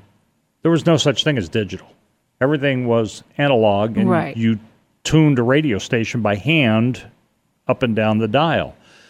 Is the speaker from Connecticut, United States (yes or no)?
yes; Stamford, Connecticut, United States; I grew up pretty much in Stamford, Connecticut.